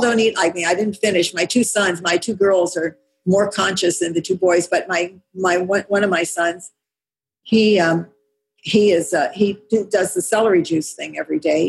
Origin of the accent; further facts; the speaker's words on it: California, United States; I mean, I grew up in California. I grew up with all kinds of people here